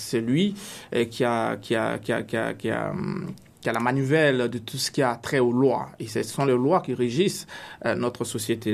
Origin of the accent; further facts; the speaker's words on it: Côte d’Ivoire; now in Canada; dans mon pays d'origine, la Côte d'Ivoire